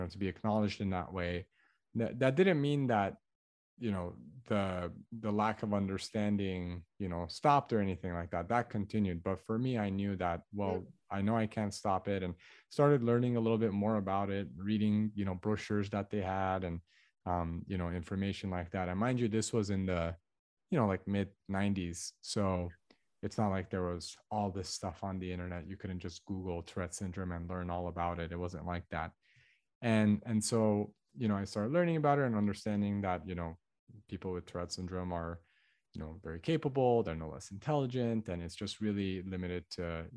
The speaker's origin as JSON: {"language": "English", "town": "Los Angeles", "region": "California", "country": "United States", "tie": "born or raised there", "said": "I was born in Los Angeles, to an all Armenian family. So my parents are ethnically Armenian. I have an older brother. He's 3 years older than me. And so I grew up in an area called the San Fernando Valley"}